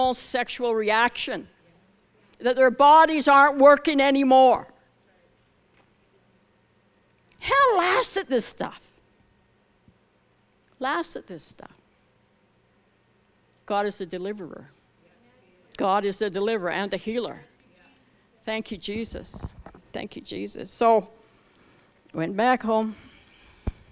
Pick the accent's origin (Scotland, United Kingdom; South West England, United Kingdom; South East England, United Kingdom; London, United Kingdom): Scotland, United Kingdom; we're both Scottish